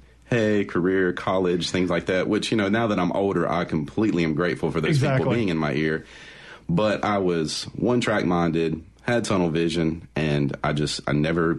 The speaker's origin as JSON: {"language": "English", "town": "Forest", "region": "Mississippi", "country": "United States", "tie": "born or raised there", "also_born_or_lived": "Fairfield, Alabama / Jackson, Mississippi"}